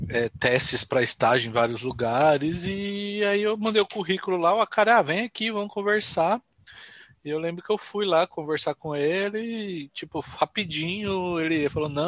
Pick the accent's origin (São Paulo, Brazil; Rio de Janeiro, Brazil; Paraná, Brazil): São Paulo, Brazil; Jundiaí; now in Vila Velha, Brazil; sou natural de Jundiaí, morei em São Paulo 19 anos e agora estou em Vila Velha, Espírito Santo, cidade de praia.